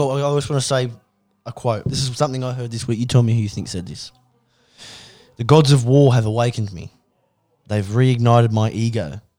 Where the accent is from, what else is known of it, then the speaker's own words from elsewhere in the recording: Coffs Harbour, New South Wales, Australia; I'm from Coffs, we got the big banana.